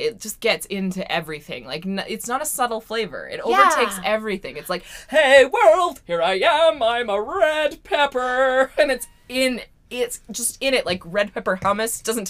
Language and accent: English; Vancouver, British Columbia, Canada; we've said Vancouver, I think. We are Canadian.